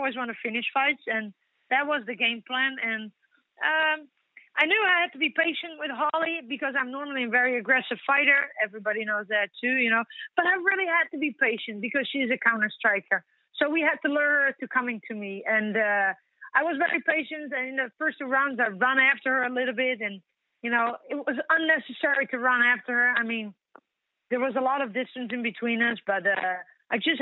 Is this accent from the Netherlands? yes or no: yes; Netherlands; here in my hometown where I've been born and raised